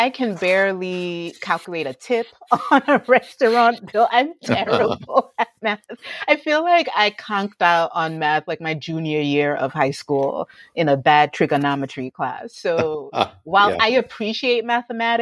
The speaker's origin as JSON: {"language": "English", "country": "United States", "tie": "born or raised there", "said": "growing up in the United States"}